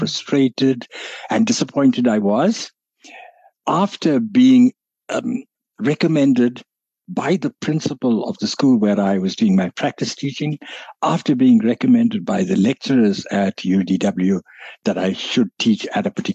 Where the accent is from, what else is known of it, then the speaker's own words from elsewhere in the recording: Mount Edgecombe, KwaZulu-Natal, South Africa; also born or lived in Pietermaritzburg; I was born in Mount Edgecombe, in the north of Durban, in a little village.